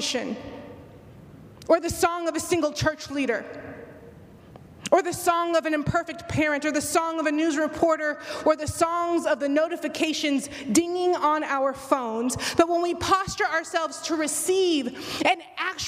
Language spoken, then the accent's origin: English; Houston, Texas, United States; now in Midwest, United States; living in the Midwest than it was growing up in Houston.